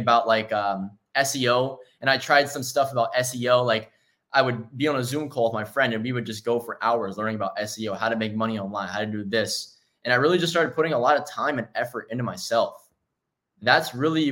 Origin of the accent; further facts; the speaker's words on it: Maryland, United States; I'm from Maryland originally